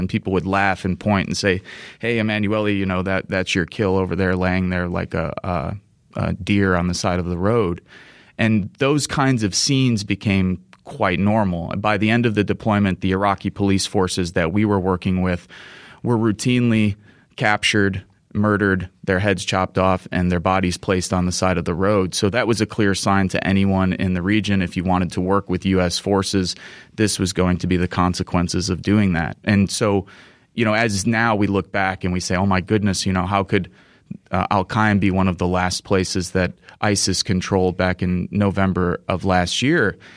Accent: United States; East Chicago, Indiana, which isn't too far from my hometown

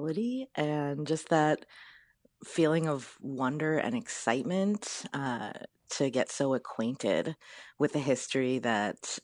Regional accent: Chicago, Illinois, United States; my history as a Chicagoan, as a queer

